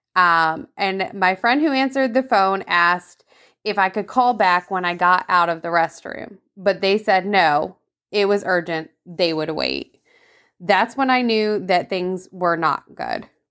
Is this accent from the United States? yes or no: yes; Vermont, United States; moved away; I grew up in Vermont